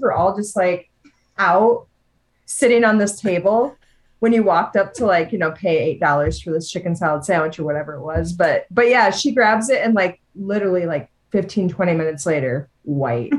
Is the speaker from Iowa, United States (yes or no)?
yes; Iowa, United States; we came from Iowa